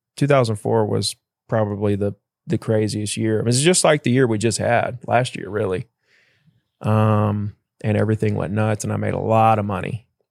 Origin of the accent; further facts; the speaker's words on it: Gulf Shores, Alabama, United States; I grew up in Gulf Shores, Alabama